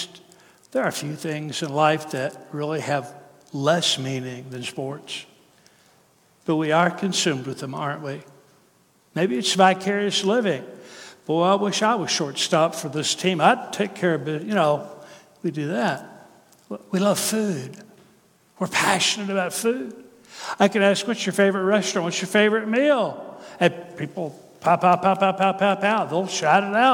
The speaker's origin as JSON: {"language": "English", "region": "Kentucky", "country": "United States", "moved": "yes", "lives_now": "Tennessee, United States", "said": "I'm from Kentucky, but I live in Tennessee"}